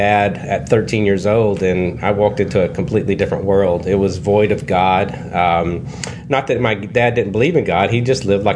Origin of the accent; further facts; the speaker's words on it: Kentucky, United States; I grew up in Kentucky in the Bible Belt